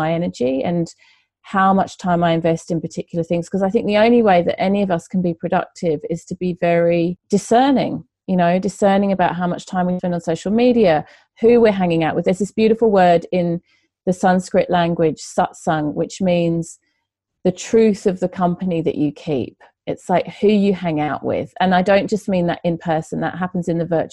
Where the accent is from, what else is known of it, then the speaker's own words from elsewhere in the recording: England, United Kingdom; moved away; I'm originally from England